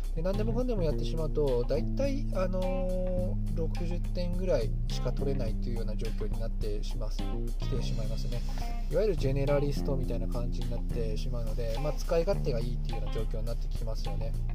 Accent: Hokkaido, Japan; moved away as an adult; also born or lived in Tokyo; 私は北海道の田舎者で、えー、東京でパワハラをされまして廃人になりました、えうつ病を発症しまして、えー、ふるさとの北海道に U ターンしました

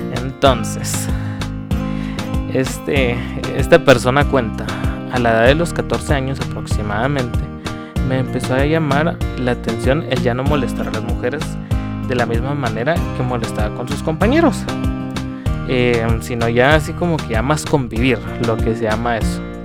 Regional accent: Guatemala; tengo 26 años, soy guatemalteco

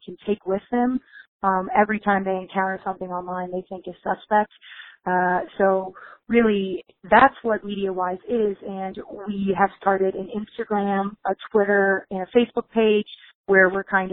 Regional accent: Waynesboro, Virginia, United States; moved away as an adult; also born or lived in Missouri; I'm from Virginia originally.

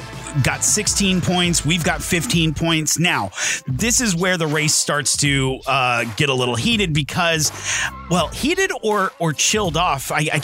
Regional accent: United States; I'm an American.

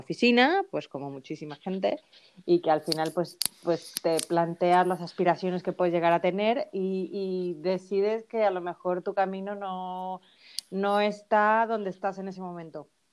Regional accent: Ignacio de la Llave, Veracruz, Mexico; accent: Mexican; moved away as an adult; now in Spain; yo, soy mexicana. Yo, yo nací en México, llevo mm, desde que tenía 20

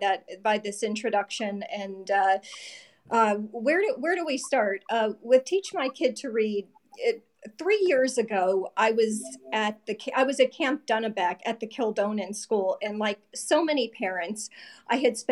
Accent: New Jersey, United States; I'm from New Jersey

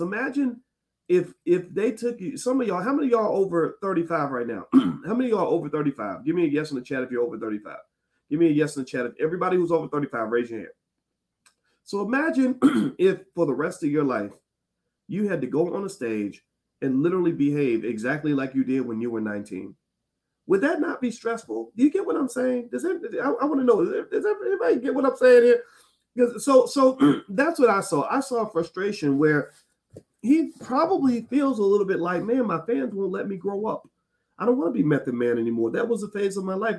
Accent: Louisville, Kentucky, United States; that's my home city, by the way, Louisville, Kentucky

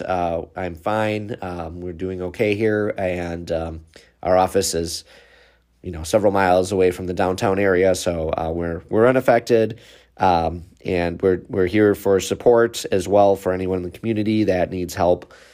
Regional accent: Waukesha, Wisconsin, United States; city of Waukesha, which is my hometown, it's about five minutes from my office

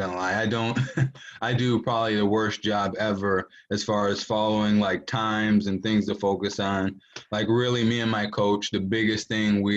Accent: Three Rivers, Michigan, United States; I grew up in Three Rivers, Michigan

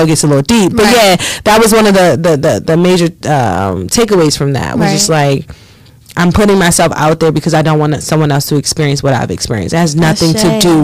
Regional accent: Washington, District of Columbia, United States; moved away as an adult; now in Philadelphia, United States; I'm actually born and raised in Washington, D.C.

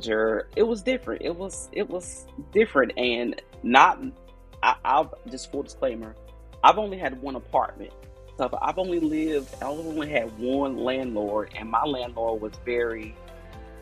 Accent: Bayboro, North Carolina, United States; now in Fayetteville, United States; I'm from Eastern North Carolina, a little old town called Bayboro, North Carolina. So I didn't grow up in a big city

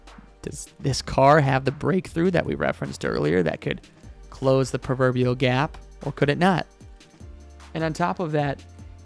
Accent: United States; As an American

